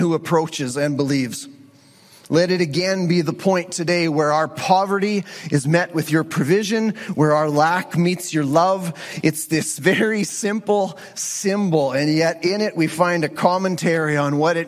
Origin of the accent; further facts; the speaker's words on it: Western Canada, Canadian Prairies, Canada; our Western Canadian culture